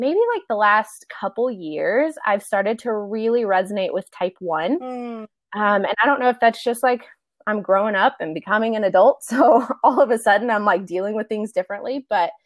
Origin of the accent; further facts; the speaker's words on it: Arkansas, United States; moved away as an adult; also born or lived in Texas / Seattle; I am from Arkansas originally